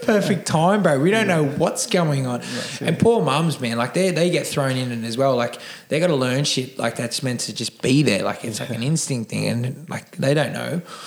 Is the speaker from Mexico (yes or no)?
no; Cronulla, New South Wales, Australia; I am from Cronulla. I was born and raised here